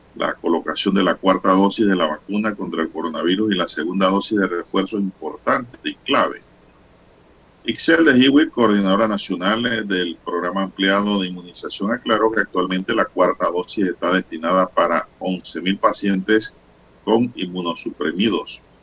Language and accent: Spanish; Rufina Alfaro, Panama; mi pueblo Rufín Alfaro